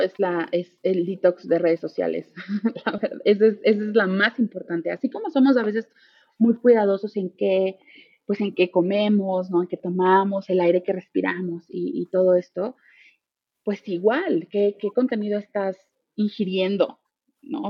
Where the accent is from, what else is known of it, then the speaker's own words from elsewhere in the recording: Mexico; soy mexicana